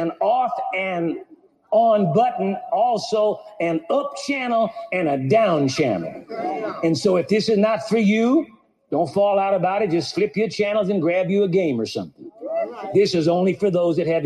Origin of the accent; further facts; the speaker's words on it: Santa Monica, California, United States; I was born in Santa Monica, California. I've lived in the Los Angeles area all my life.